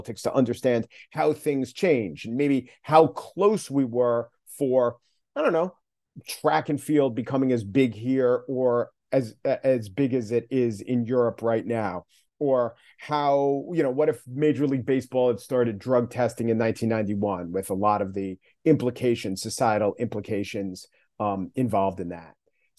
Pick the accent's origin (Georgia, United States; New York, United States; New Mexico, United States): New York, United States; Long Island; I grew up on Long Island, the son of teachers